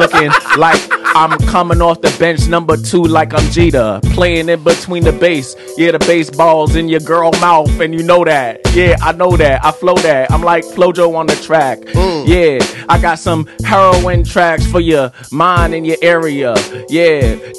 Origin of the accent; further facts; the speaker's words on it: New York City, New York, United States; now in Los Angeles, United States; I'm from New York City